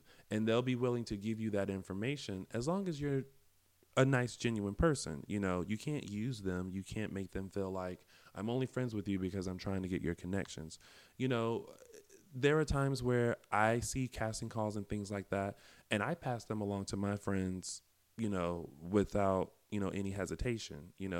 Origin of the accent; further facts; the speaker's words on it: the South, United States; now in Los Angeles, United States; Yes, and you know why? It's because we're from the South.